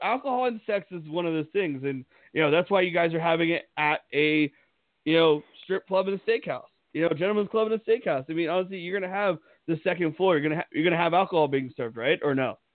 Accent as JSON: {"language": "English", "region": "Pennsylvania", "country": "United States", "tie": "born or raised there", "moved": "yes", "said": "I grew up in Pennsylvania"}